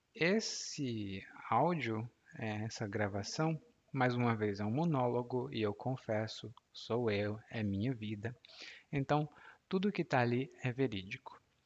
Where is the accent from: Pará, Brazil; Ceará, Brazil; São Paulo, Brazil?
Ceará, Brazil; Maracanaú; moved away as an adult; also born or lived in Fortaleza; Eu Nasci em Fortaleza, mas cresci em Maracanaú